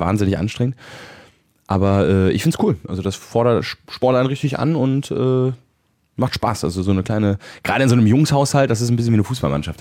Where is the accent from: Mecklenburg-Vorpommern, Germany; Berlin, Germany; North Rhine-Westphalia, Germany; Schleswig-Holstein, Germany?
North Rhine-Westphalia, Germany; Bonn; bei uns in Bonn, war meine Mutter schwanger mit mir